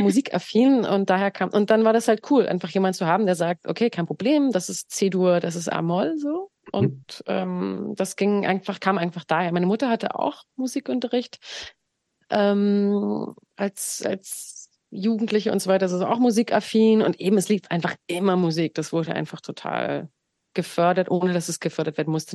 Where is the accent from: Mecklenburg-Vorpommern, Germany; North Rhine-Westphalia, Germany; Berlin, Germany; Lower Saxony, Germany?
Berlin, Germany; also born or lived in Grünheide; ich bin im Osten geboren und aufgewachsen und habe auch die ersten prägenden Jahre da erfahren